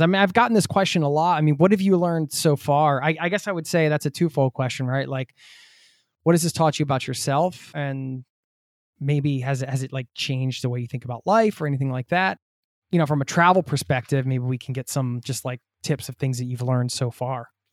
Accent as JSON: {"language": "English", "country": "United States", "moved": "yes"}